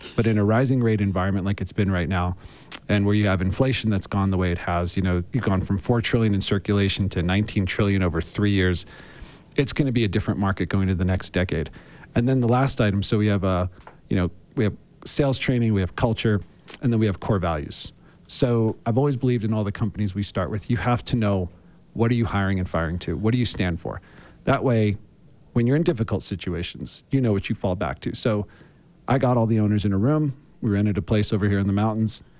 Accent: Philadelphia, Pennsylvania, United States; I grew up in Philadelphia

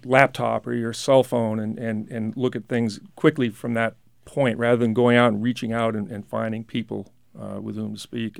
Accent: New Hampshire, United States; I have just always loved my home state.

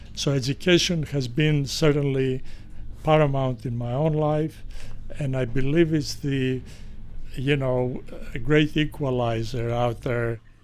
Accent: Greece; moved away; I was born in Greece

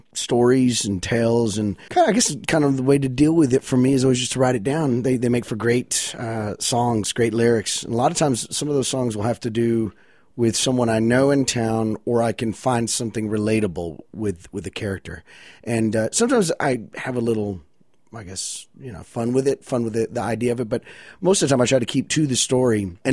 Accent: Wichita Falls, Texas, United States; born or raised there

